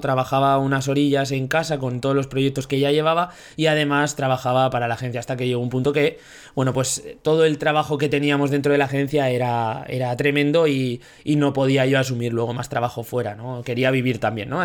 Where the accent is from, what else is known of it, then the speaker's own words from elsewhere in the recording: Zaragoza, Aragon, Spain; de Zaragoza también, 29 años recién cumplidos